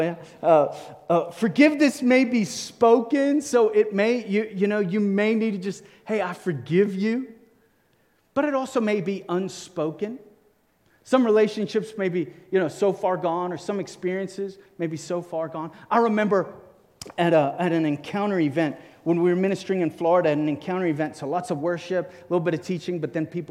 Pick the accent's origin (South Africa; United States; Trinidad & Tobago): South Africa; Cape Town, Western Cape; I grew up in South Africa, Cape Town